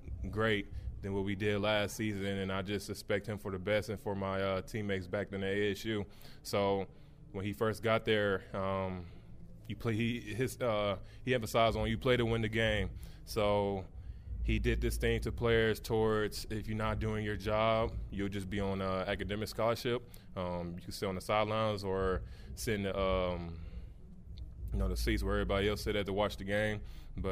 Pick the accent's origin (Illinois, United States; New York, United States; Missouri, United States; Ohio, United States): Missouri, United States; now in Cincinnati, United States; I'm from Missouri